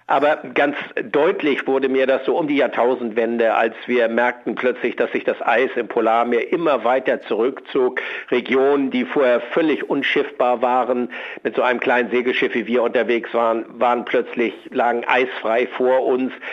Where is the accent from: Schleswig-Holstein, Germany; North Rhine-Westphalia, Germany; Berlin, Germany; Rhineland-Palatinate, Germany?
Schleswig-Holstein, Germany; Ich komme aus Schleswig-Holstein, das Meer liegt mir nahe